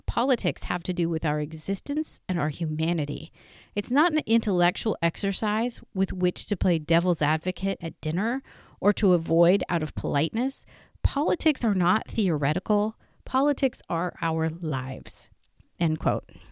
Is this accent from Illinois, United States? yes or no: no; Northern California, United States; I am from Northern California